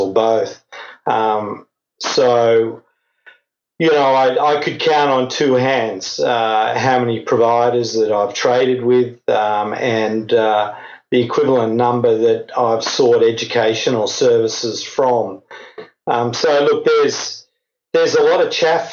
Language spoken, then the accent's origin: English; Australia; now in Europe; Originally from Australia, now living in Europe.